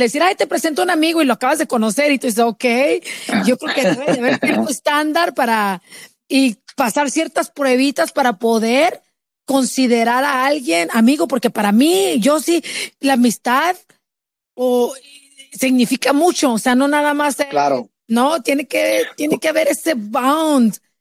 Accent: Chihuahua, Mexico; moved away as an adult; now in United States; yo soy de Chihuahua, yo crecí, lo poquito que crecí, lo crecí allá

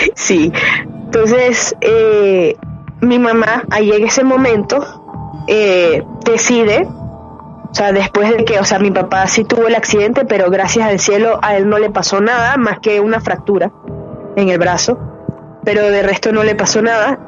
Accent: San José de los Altos, Miranda, Venezuela; also born or lived in Caracas, Venezuela; now in Panama; Yo nací en Caracas, en la ciudad de Caracas, pero desde chiquita viví en un pueblito que queda como a 45 minutos de Caracas, que se llama San José de los Altos.

